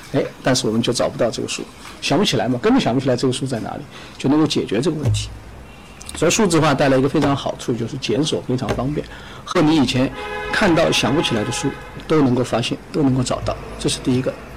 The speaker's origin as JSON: {"language": "Chinese", "country": "China", "said": "我们中国人自己的"}